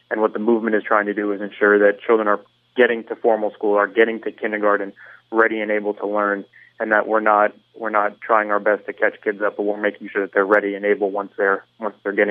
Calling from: Aventura, Florida, United States

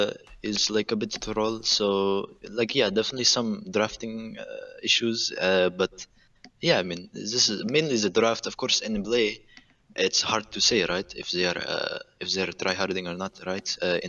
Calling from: Phoenix, Arizona, United States; Calling from Phoenix, Arizona.

